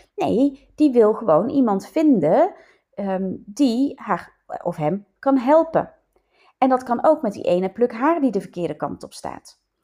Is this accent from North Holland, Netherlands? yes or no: no; North Brabant, Netherlands; accent: Brabants; moved away as an adult; now in Leiden, Netherlands; mijn nog steeds Brabants accent, ook al woon ik al, hoe lang? 32 jaar in Leiden, 33 jaar bijna